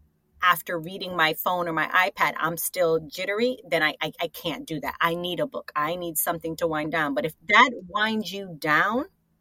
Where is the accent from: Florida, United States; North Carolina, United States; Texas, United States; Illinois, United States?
Florida, United States; South; also born or lived in New York; I'm from New York, but I was raised in South Florida.